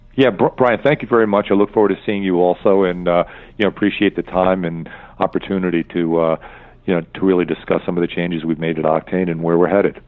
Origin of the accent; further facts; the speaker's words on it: East Coast, United States; also born or lived in Minneapolis; now in Orange County, United States; I'm from the East Coast